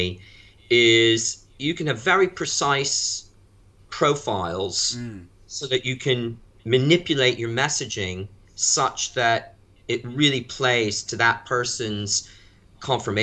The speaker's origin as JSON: {"language": "English", "country": "United States", "tie": "born or raised there", "also_born_or_lived": "Europe", "moved": "as an adult", "lives_now": "London, United Kingdom", "said": "I grew up in the U.S."}